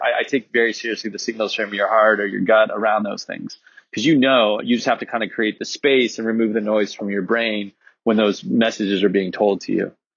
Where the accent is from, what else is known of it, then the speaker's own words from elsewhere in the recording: Laguna Niguel, California, United States; I grew up in Laguna Niguel